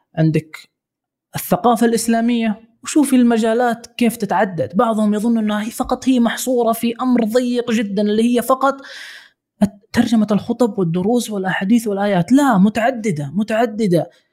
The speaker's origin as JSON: {"language": "Arabic", "country": "Saudi Arabia", "said": "عندنا في السعوديه"}